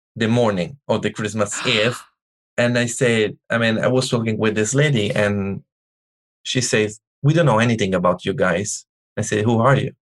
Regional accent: Italy; English is a second language; moved away as an adult; now in United States; I'm from Italy. All my family is from Italy.

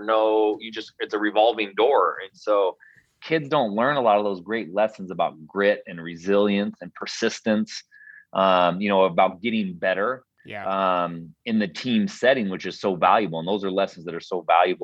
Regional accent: Portland, Oregon, United States; now in Spokane, United States; where we grew up in North Portland, was a really, really diverse neighborhood

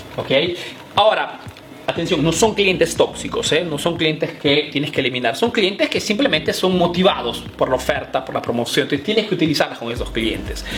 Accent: Peru; now in Italy; soy un emprendedor peruano que vive aquí en Italia

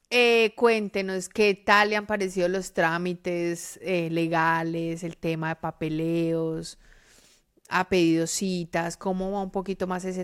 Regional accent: Colombia; moved away; nosotros ya somos migrantes y siempre vamos a ser migrantes porque ya salimos de Colombia y porque vivimos en otra parte

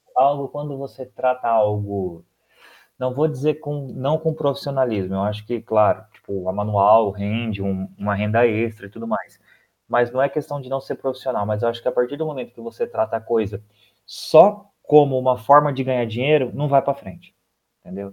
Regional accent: near Presidente Prudente, interior of São Paulo, Brazil; eu sou aqui do interior de São Paulo, perto de Presidente Prudente

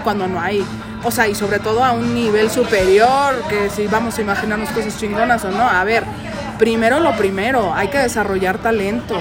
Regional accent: Mexico; Aquí en México

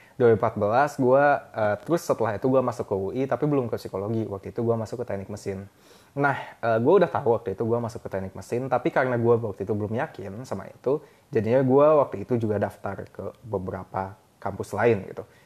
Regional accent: Bandung, West Java, Indonesia; moved away as an adult; also born or lived in Depok; gue perantau jadi gue dari Bandung

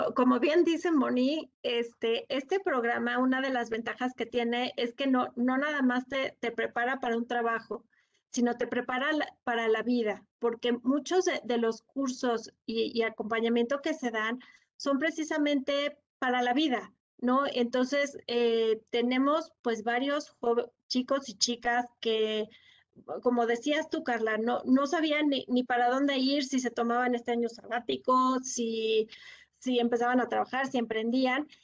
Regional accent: Mexico; todos como mexicanos

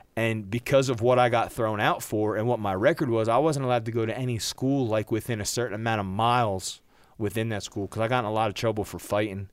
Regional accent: New Jersey, United States; moved away as an adult; I was born and raised in New Jersey

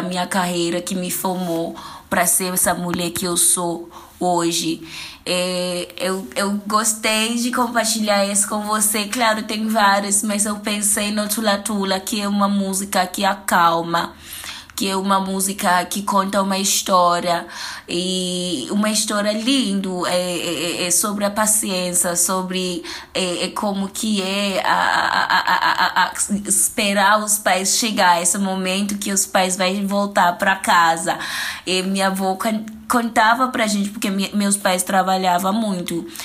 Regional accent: South Africa; Portuguese is a second language; moved away as an adult; now in São Paulo, Brazil; Eu sou da África do Sul, eu moro e vivo em São Paulo há oito anos agora

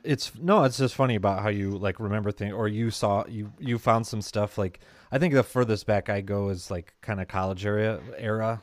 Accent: Midwest, United States; accent: Midwest

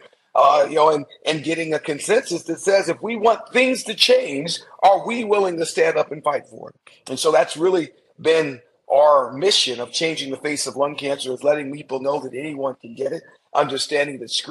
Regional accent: Anaheim, California, United States; I grew up in Anaheim, California

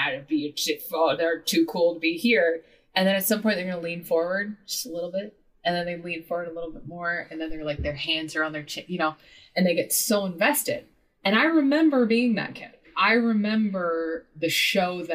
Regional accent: Midwest, United States; moved away as an adult; I grew up in the Midwest.

